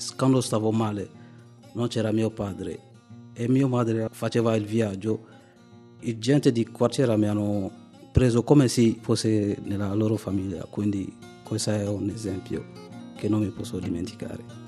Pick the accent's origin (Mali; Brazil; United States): Mali; moved away as an adult; now in Italy; vengo dal Mali